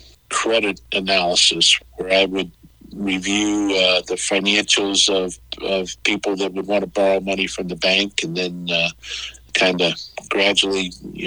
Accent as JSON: {"language": "English", "town": "Belleville", "region": "Illinois", "country": "United States", "tie": "born or raised there", "also_born_or_lived": "Lebanon, Illinois / Carbondale, Illinois", "said": "So I grew up in Belleville, the northern part of Southern Illinois, if you will, I guess. Grew up there"}